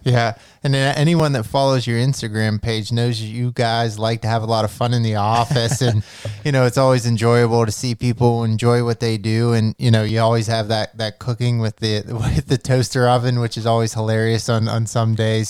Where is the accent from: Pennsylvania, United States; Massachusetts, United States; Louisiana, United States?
Pennsylvania, United States; we we're from Pennsylvania